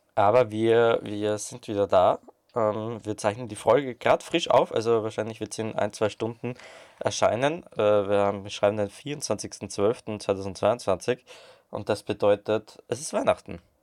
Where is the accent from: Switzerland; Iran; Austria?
Austria